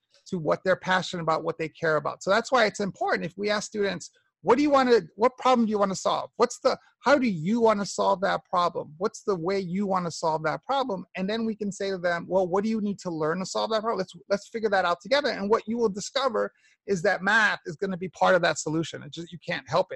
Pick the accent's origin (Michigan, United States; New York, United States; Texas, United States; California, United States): New York, United States; I grew up in New York in the 60s and 70s and 80s